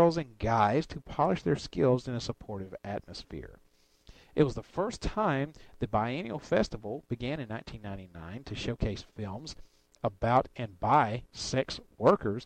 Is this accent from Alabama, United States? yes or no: yes; Alabama, United States; moved away; I come from Alabama